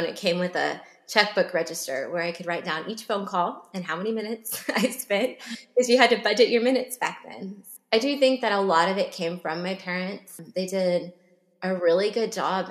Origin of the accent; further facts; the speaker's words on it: Plano, Texas, United States; I grew up in Plano, suburb of Dallas